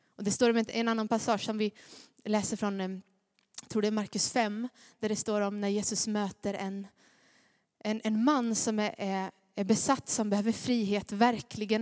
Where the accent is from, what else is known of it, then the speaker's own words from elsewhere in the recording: Gnosjö, Jönköping County, Sweden; accent: Småländska; jag är från Gnosjö